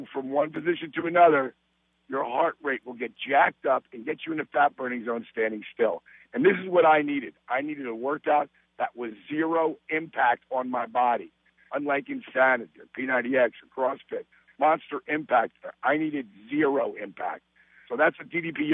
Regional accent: Jersey Shore, New Jersey, United States; I was raised and on the Jersey Shore

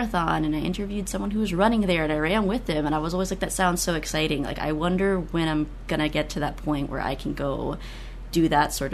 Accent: Sarasota, Florida, United States; a bookstore in Sarasota, which is my hometown

